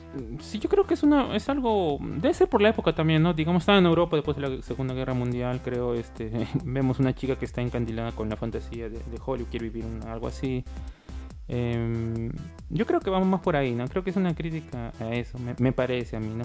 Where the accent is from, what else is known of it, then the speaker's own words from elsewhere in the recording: Peru; como somos peruanos